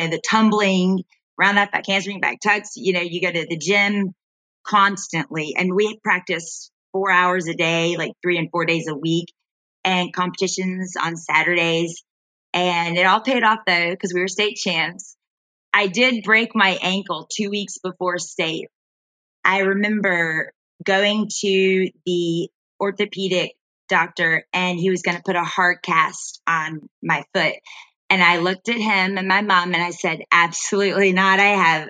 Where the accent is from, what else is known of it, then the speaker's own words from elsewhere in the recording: Greenville, South Carolina, United States; also born or lived in Hattiesburg, Mississippi; I was born in Hattiesburg, Mississippi, and my parents moved I was 9 months old, to Greenville, South Carolina, where I grew up